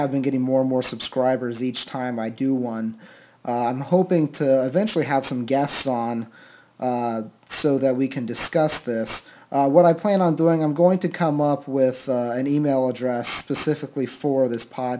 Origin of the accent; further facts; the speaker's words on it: Ohio, United States; I am from Ohio